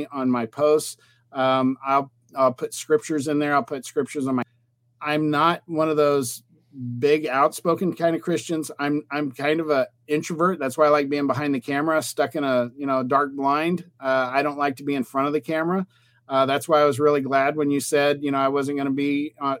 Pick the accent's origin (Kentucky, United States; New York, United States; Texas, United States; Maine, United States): Texas, United States; I'm from Texas